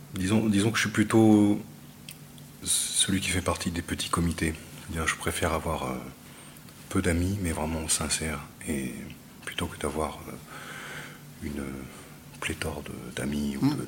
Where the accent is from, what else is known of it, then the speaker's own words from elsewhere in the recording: Grasse, Provence-Alpes-Côte d'Azur, France; moved away; also born or lived in Tahiti; Je suis né à Grasse sur la côte d'Azur